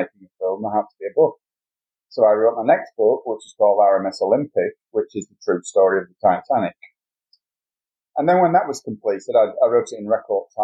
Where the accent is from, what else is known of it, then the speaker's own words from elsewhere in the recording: United Kingdom; being a Brit